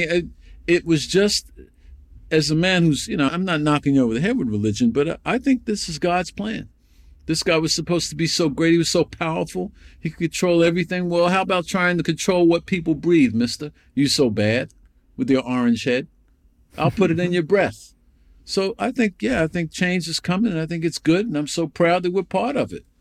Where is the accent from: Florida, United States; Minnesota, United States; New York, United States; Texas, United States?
New York, United States; I grew up in New York